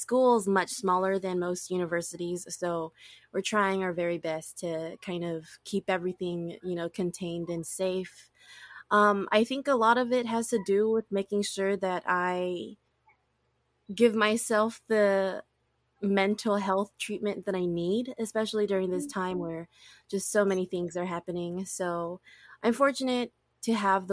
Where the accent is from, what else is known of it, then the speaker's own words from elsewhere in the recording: Oahu, Hawaii, United States; first language English; moved away as an adult; also born or lived in California / Oregon; I was born and raised on Oahu, and I've lived on the island my whole life up until I graduated high school